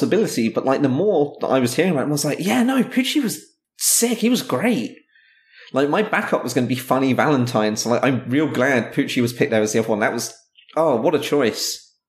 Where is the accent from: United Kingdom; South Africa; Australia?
United Kingdom; England; It's the worst disability in the world, being English.